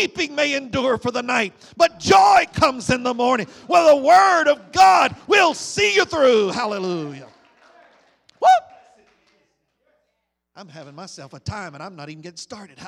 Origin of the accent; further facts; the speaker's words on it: United States; As an American citizen